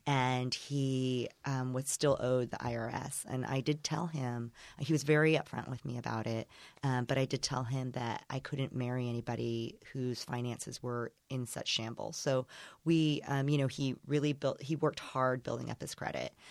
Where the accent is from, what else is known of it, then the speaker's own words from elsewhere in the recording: Indiana, United States; accent: broad, flat Indiana; moved away as an adult; also born or lived in Chicago, United States; now in Los Angeles, United States; I'm from Indiana, so I guess I could do a really broad, flat Indiana accent